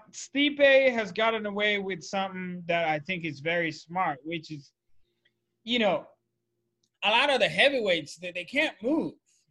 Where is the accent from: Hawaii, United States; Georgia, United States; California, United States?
Hawaii, United States; I'm from Hawaii.